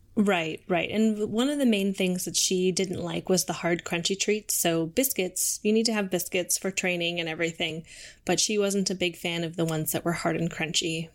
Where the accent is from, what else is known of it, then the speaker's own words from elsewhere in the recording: St. Cloud, Minnesota, United States; moved away as an adult; also born or lived in Moorhead, Minnesota / Albuquerque, New Mexico; now in Seattle, United States; I grew up in Minnesota. So, um, I'm originally from Saint Cloud, Minnesota